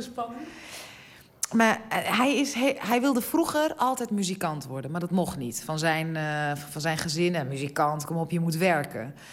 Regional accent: Amsterdam, North Holland, Netherlands; ik ben gewoon geboren in Amsterdam. En ik voel me ook zeker echt een, een Amsterdamse

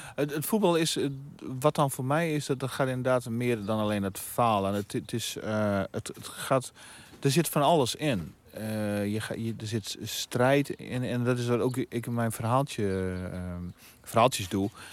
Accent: Veenkoloniën, Netherlands; waar ik vandaan kom de Veenkleon

